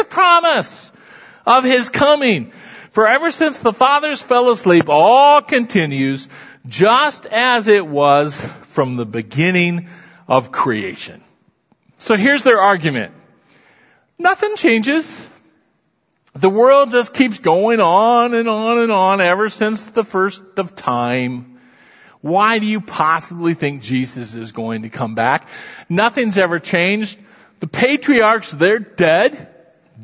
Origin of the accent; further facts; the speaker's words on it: Iowa, United States; I'm from Iowa.